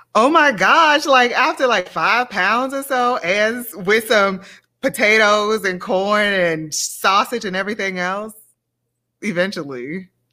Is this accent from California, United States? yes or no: no; Baton Rouge, Louisiana, United States; moved away as an adult; also born or lived in New Orleans; now in Indiana, United States; growing up in Louisiana, I think about my family